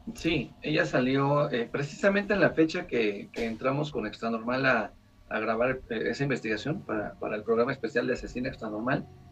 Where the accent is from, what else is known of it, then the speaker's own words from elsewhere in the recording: Querétaro, Mexico; la ciudad de Querétaro, de donde soy originario